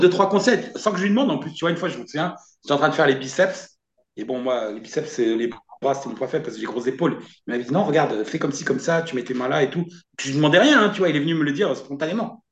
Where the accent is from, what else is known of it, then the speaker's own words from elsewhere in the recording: France; chez moi en France